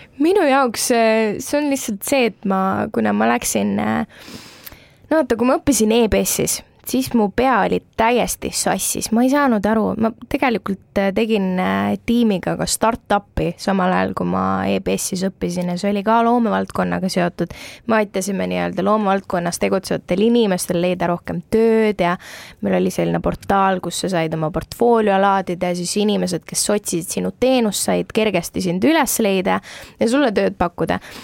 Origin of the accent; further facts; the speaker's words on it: Tallinn, Harju County, Estonia; ma olen Tallinnast pärit